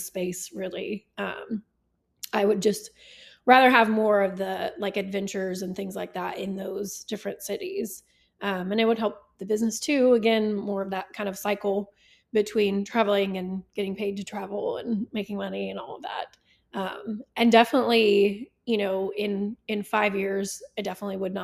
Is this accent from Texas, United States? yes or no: yes; South Texas, United States; now in Oklahoma, United States; I grew up in South Texas